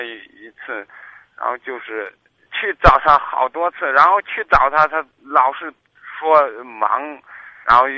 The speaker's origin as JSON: {"language": "Chinese", "town": "Kaifeng", "region": "Henan", "country": "China", "moved": "as an adult", "lives_now": "Zhengzhou, China", "said": "我家是开封的。"}